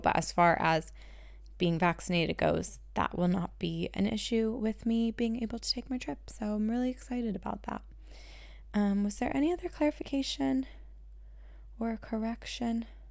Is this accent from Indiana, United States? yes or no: no; two hours west of Philadelphia, rural Pennsylvania, United States; I say I'm from Philly, but I'm not really from Philly, I'm from two hours west of Philly